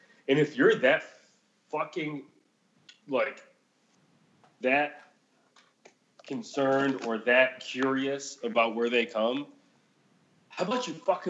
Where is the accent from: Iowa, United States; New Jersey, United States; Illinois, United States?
Illinois, United States; Chicago; Chicago, motherfucker. Like, what did you not understand about that the first 10 times I said that? Like, that's where I was born. That's where I was raised.